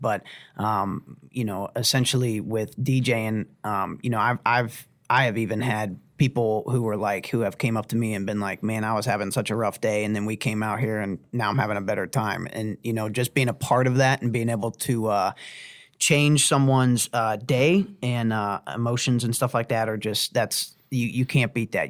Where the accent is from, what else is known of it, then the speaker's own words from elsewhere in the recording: Uniontown, Ohio, United States; I graduated from Lake High School, um, and, uh, lived in Uniontown, Ohio